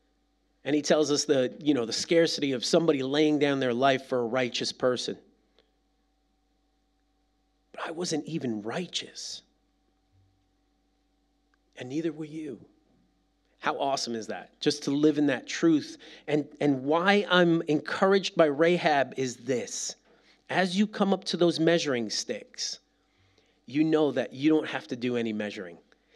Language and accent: English; East Coast, United States; Like, listen, I'm from the East Coast, and those are small Calvary Chapels, right?